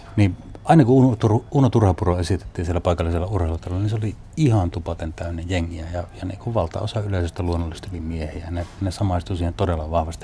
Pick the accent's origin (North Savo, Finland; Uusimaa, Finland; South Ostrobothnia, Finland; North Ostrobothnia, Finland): North Ostrobothnia, Finland; Haapavesi; moved away as an adult; also born or lived in Kuusamo; now in Oulu, Finland; Sitten mä oon muuttanut Haapavedelle, joka on Pohjois-Pohjanmaata. Yksivuotiaasta asunut siellä niin kuin parikymppiseksi, minkä jälkeen muutin sitten Ouluun